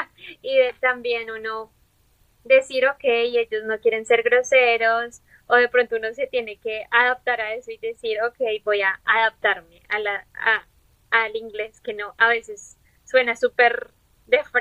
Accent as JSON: {"language": "Spanish", "country": "Colombia", "also_born_or_lived": "Bogotá", "moved": "as an adult", "lives_now": "United States", "said": "somos de Colombia"}